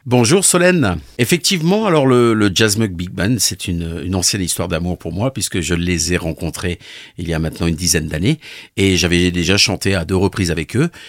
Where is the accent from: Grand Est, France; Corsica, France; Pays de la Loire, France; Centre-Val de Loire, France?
Grand Est, France; Sélestat; chez nous à Célesta